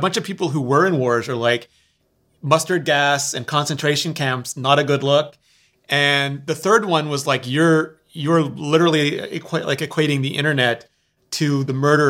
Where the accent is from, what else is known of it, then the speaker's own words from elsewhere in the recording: Canada; I'm a Canadian.